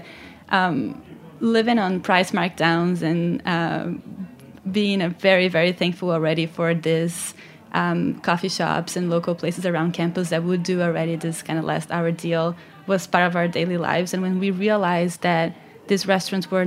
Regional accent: Brazil; moved away as an adult; I'm from Brazil

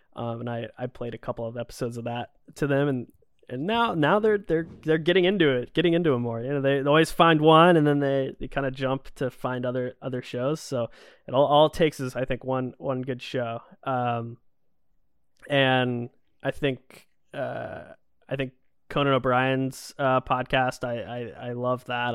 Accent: Georgia, United States; moved away; I grew up in Georgia, so we weren't super far from Disney World

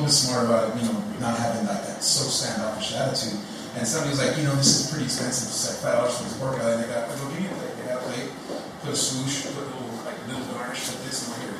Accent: Los Angeles, California, United States; I'm from LA, where are you from?

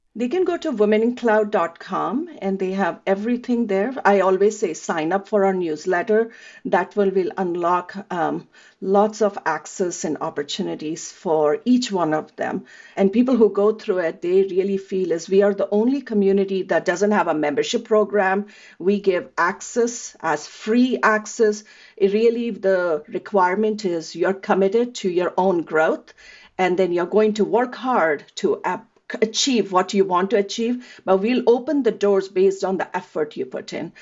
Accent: India; moved away as an adult; now in United States; I grew up in India

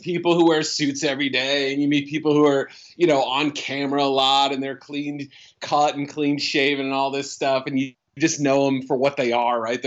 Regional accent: Haverhill, Massachusetts, United States; moved away; also born or lived in Andover, Massachusetts; I grew up north of Boston in a town called Haverhill, Massachusetts, and then eventually Andover, Mass

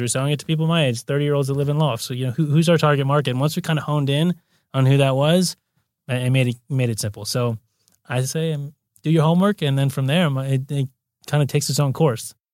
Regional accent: Santa Monica, California, United States; also born or lived in Brazil; I'm born and raised native. So I grew up in Santa Monica

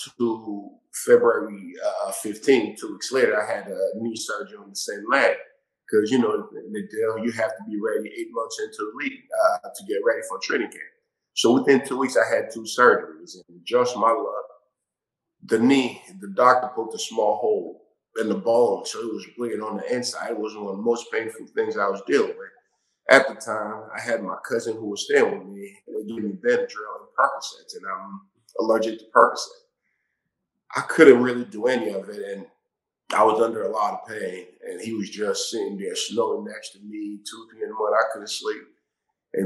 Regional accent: Somerville, Massachusetts, United States; I grew up in Massachusetts in Somerville, Mass

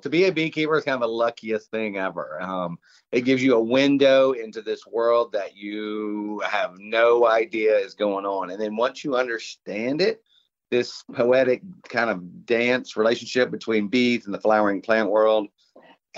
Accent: Savannah, Georgia, United States; I'm from Savannah.

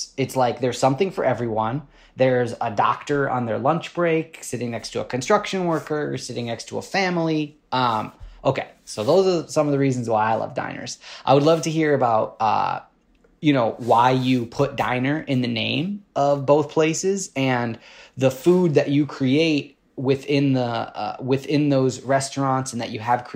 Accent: Detroit, Michigan, United States; moved away; I'm from Detroit

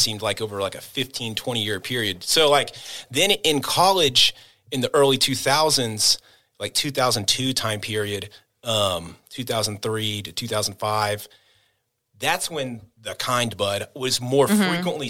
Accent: Kansas City, Missouri, United States; also born or lived in Oklahoma; you know, I grew up in the suburbs of Kansas City. And at the time, I was born in Oklahoma.

